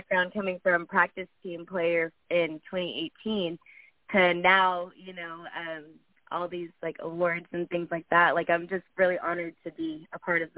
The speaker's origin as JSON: {"language": "English", "town": "Dallas", "region": "Texas", "country": "United States", "moved": "yes", "lives_now": "Los Angeles, United States", "said": "I'm from Texas. I'm from Dallas, so it's easy to go back and forth for the tournaments out there. But I live in California, in L.A."}